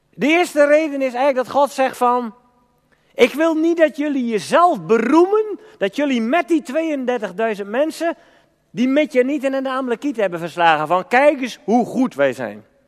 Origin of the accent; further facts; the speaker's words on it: Elburg, Gelderland, Netherlands; bij ons in Elburg en omgeving